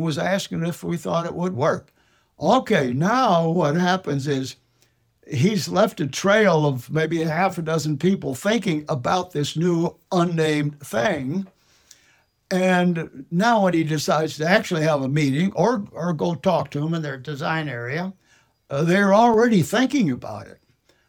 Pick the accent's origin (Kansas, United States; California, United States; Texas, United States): California, United States; Los Angeles; moved away as an adult; also born or lived in Detroit, Michigan; I was born in Los Angeles 92 years ago, lived in the Los Feliz area, which was only a couple of blocks from Walt Disney in those days